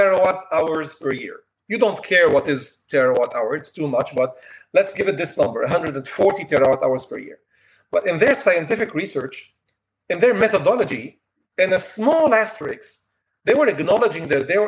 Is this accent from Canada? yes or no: no; Lebanon; moved away as an adult; now in France; I'm from Lebanon also. I worked in Lebanon, studied in Lebanon, then came to France, and today I'm in France.